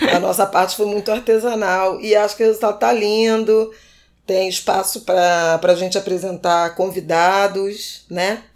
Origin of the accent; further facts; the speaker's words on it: Rio de Janeiro, Brazil; Irajá também, o bairro onde eu cresci